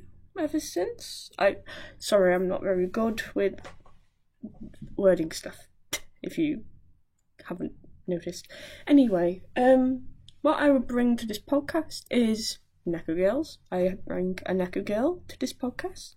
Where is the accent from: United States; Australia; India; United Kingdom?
United Kingdom; Wallasey, North West England; I'm 19, I'm from Wallasey